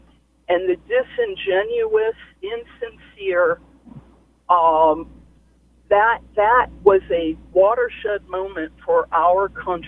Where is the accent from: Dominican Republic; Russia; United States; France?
United States; Northern Virginia; I'm from Northern Virginia, where Loudoun County is located.